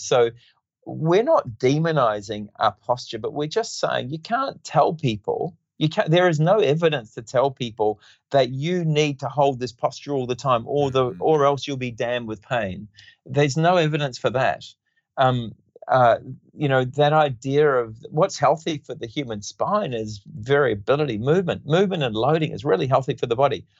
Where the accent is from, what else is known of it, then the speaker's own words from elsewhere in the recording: New Zealand; moved away as an adult; also born or lived in Western Australia; now in Perth, Australia; I grew up in New Zealand and um, I did my basic training in physiotherapy in New Zealand